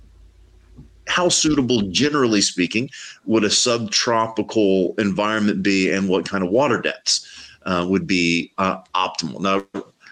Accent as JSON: {"language": "English", "area": "Gulf of Mexico", "region": "Gulf Coast", "country": "United States", "tie": "born or raised there", "said": "I grew up fishing in the Gulf of Mexico"}